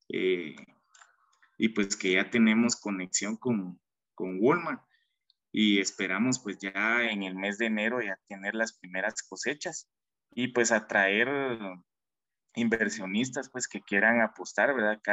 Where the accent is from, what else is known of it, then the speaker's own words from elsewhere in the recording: Guatemala; Como sociedad, como guatemaltecos, como jóvenes